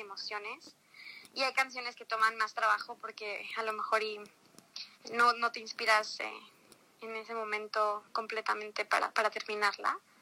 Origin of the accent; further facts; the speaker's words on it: Mexico; also born or lived in Los Cabos, Mexico; yo nací en México. Este, mi papá es brasileño, mi mamá es mexicana